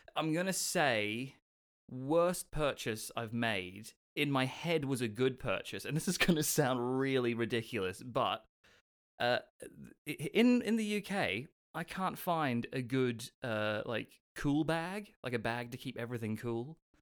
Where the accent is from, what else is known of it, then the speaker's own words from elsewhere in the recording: Australia; now in United Kingdom; I'm from Australia